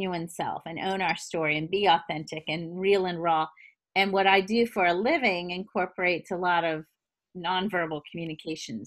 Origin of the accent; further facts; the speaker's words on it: the South, United States; I'm a good Southern woman